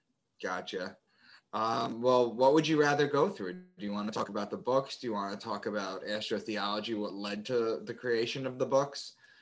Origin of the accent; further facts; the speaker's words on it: New York, United States; moved away as an adult; also born or lived in Boston; I moved to Boston for a new job. I'm from New York, and I moved to Boston for a new job.